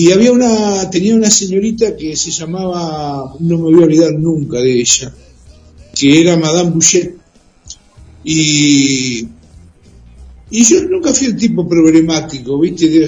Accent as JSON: {"language": "Spanish", "town": "Mar del Plata", "region": "Buenos Aires Province", "country": "Argentina", "tie": "born or raised there", "said": "Acá en Mar del Plata, soy nativo."}